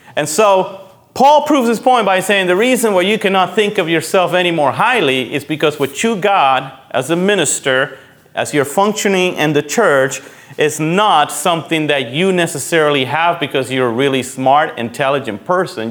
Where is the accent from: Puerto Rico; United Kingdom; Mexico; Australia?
Puerto Rico; moved away; when I grew up in Puerto Rico, my mom was a member of a cooperative.